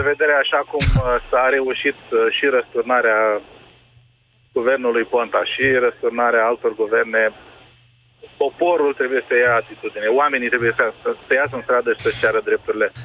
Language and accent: Romanian; Romania; suntem români